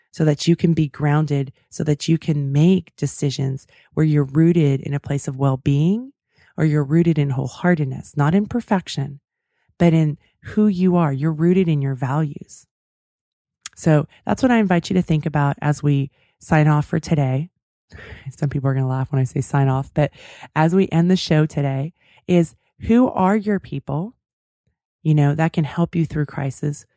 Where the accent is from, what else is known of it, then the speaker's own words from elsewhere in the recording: California, United States; I'm from California